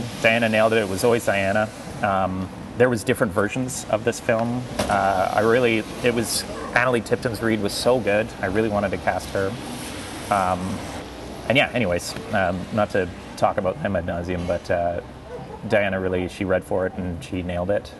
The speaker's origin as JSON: {"language": "English", "town": "Castlegar", "region": "British Columbia", "country": "Canada", "tie": "born or raised there", "moved": "yes", "said": "a very small town called Castlegar, British Columbia. Mm -hmm. That is my hometown."}